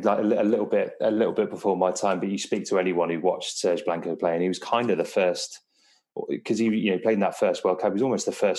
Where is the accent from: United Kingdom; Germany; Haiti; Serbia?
United Kingdom; England; being a Welshman growing up in England in the 90s